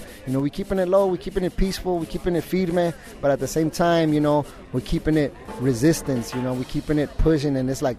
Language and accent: English; Los Angeles, California, United States; moved away; I'm from Los Angeles